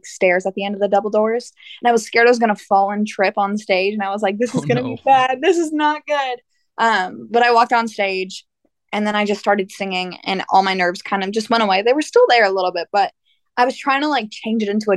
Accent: Norco, California, United States; I grew up in Norco, California. I was born and raised there

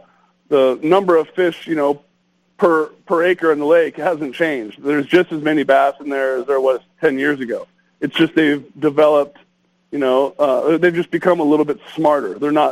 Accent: Southern California, United States; moved away; also born or lived in Lake Havasu, Arizona; I grew up in Southern California

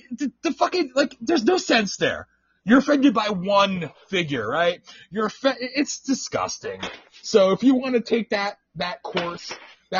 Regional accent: the North, United States; moved away; also born or lived in the South, United States; I'm from the North

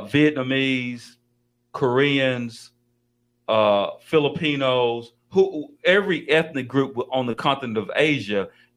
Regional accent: Colombia; I'm not Mexican. I'm from Colombia.

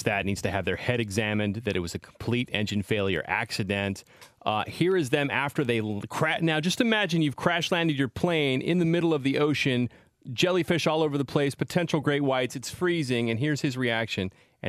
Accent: Salinas, California, United States; I will be in Salinas, my hometown

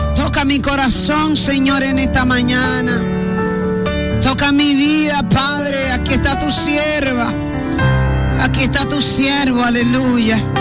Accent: Villa Altagracia, San Cristóbal, Dominican Republic; yo me crié un tiempo en Villa Altagracia

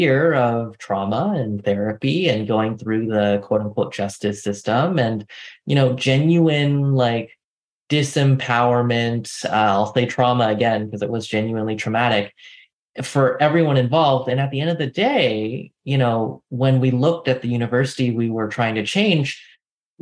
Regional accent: San Francisco Bay Area, California, United States; I grew up in the San Francisco Bay Area on the peninsula in a relatively small town.

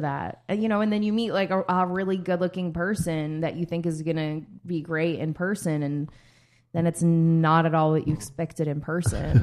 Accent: Philadelphia, Pennsylvania, United States; now in California, United States; we're from Philly

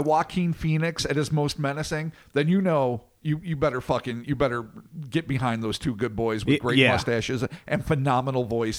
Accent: São Paulo, Brazil; I was born in Brazil, and for a very large portion of my life in a small town in rural Sao Paulo, the state of Sao Paulo, not the city, of about 70,000 people.

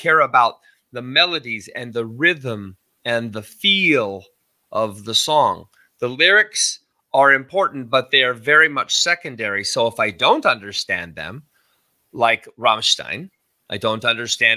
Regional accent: Northwest, United States; accent: Northwest; you have my accent from the Northwest

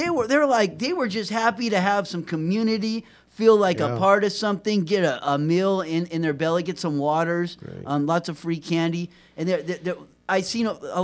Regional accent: Arrowhead Hot Springs area, San Bernardino, California, United States; I was born there in 1976

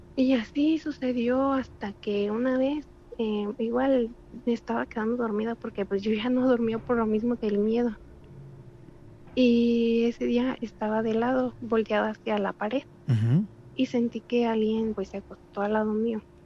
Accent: Cuto del Porvenir, Michoacán, Mexico; soy de Michoacán

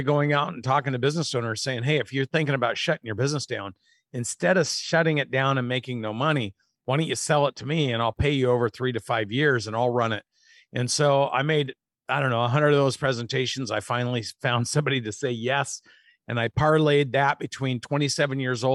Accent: Oregon, United States; moved away as an adult; also born or lived in Minneapolis / Atlanta / Minnesota; I moved from Oregon to Minneapolis and grew up with my mom and my stepdad

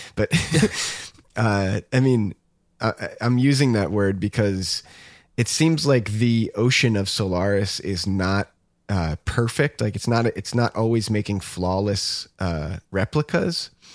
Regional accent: United States; what we are used to as American, you know, moviegoers.

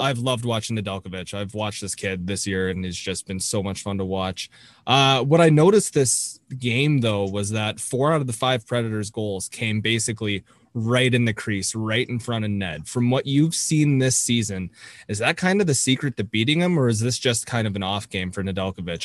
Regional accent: Toronto, Ontario, Canada; I am from Toronto, so I got to watch Jake mm-hmm. play for a lot of his career

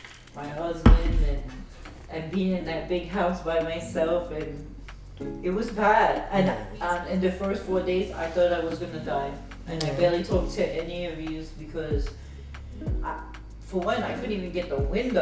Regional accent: Jamaica; but you're black and I'm Jamaican.

